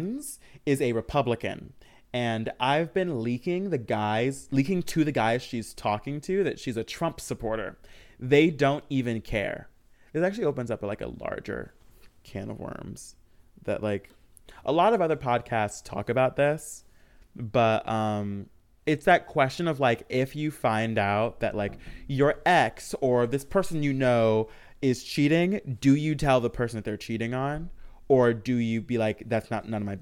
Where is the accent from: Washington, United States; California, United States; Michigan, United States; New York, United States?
Michigan, United States; I grew up in Michigan, surrounded by cornfields